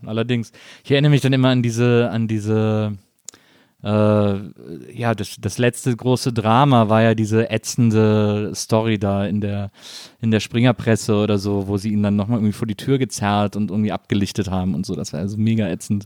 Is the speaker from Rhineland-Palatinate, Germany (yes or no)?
no; Wesseling, North Rhine-Westphalia, Germany